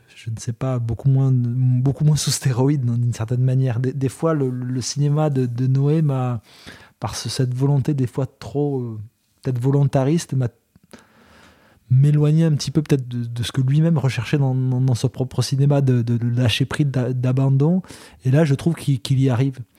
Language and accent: French; Belgium; chez nous en Belgique